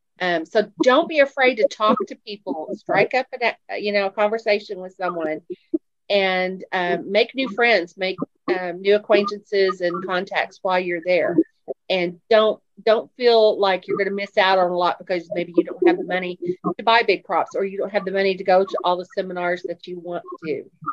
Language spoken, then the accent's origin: English; Fayetteville, Arkansas, United States; I'm from Fayetteville, Arkansas.